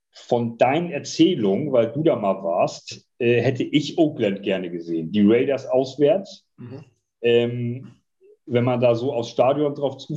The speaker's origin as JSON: {"language": "German", "town": "Dortmund", "region": "North Rhine-Westphalia", "country": "Germany", "said": "ich habe schon mal gesagt, ich bin auch Dortmunder"}